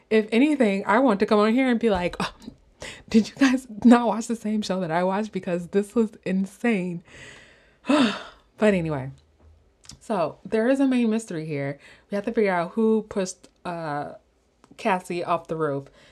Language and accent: English; Chicago, Illinois, United States; I'm from Chicago